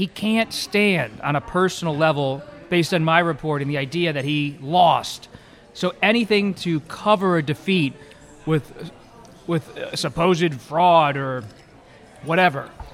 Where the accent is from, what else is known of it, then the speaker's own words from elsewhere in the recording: Philadelphia, Pennsylvania, United States; I grew up in the Philadelphia area